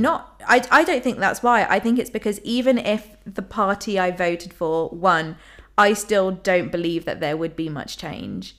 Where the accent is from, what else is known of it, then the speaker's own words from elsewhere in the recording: London, United Kingdom; I'm from London